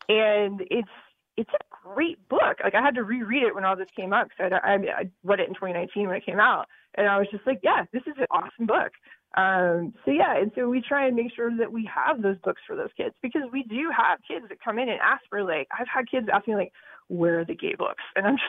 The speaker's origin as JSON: {"language": "English", "region": "Georgia", "country": "United States", "lives_now": "Connecticut, United States", "said": "I'm originally from Georgia, so I kind of expect that when I'm down there, but not so much up here."}